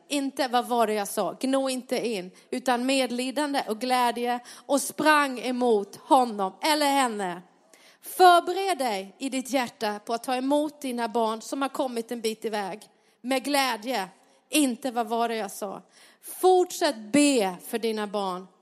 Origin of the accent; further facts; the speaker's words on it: Sweden; där jag växte upp på lilla Pantaholmen Långa